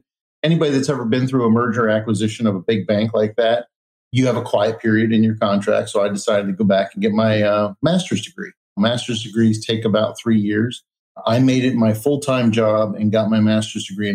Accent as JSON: {"language": "English", "region": "Pennsylvania", "country": "United States", "tie": "born or raised there", "also_born_or_lived": "Los Angeles", "moved": "as an adult", "said": "Born and raised in Pennsylvania on a farm"}